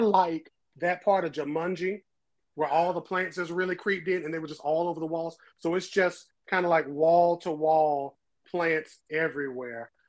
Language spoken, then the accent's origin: English; New Bern, North Carolina, United States; So, um, New Bern to be specific